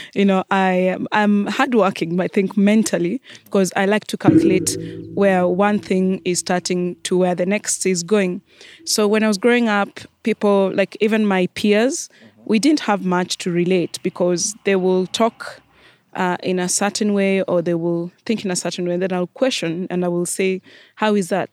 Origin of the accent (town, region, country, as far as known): Kenya; moved away as an adult